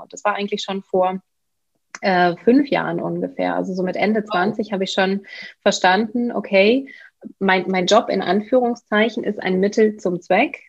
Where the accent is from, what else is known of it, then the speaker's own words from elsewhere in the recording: Bielefeld, North Rhine-Westphalia, Germany; ich bin geboren in Bielefeld, äh, okay. das ist Ostwestfalen in NRW. Ich bin aufgewachsen